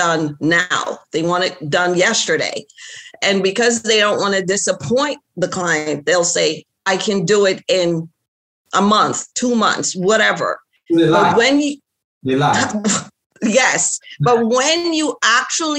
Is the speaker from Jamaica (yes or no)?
yes; Jamaica; moved away; also born or lived in Florida; my background, like I'm from Jamaica